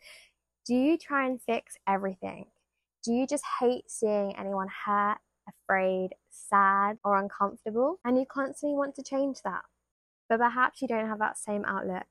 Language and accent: English; United Kingdom; being British